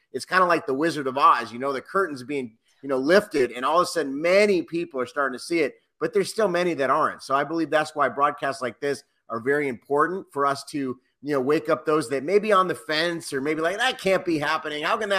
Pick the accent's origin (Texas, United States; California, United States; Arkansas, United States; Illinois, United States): California, United States; Los Angeles; also born or lived in Cincinnati, Ohio; I was born in Cincinnati, Ohio. At about 8 years old, we moved out to Los Angeles.